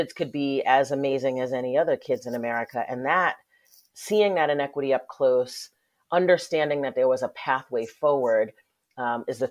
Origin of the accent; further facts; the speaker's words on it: Westchester County, New York, United States; I grew up in Westchester County, which is one of the wealthiest counties in the country.